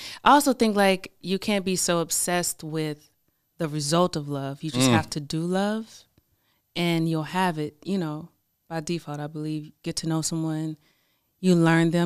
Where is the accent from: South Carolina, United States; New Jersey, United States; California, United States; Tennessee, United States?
South Carolina, United States; now in Atlanta, United States; I'm from South Carolina.